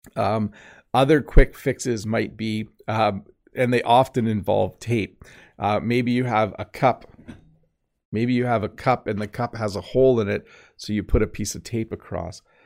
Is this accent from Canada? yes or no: yes; Canada; I am Canadian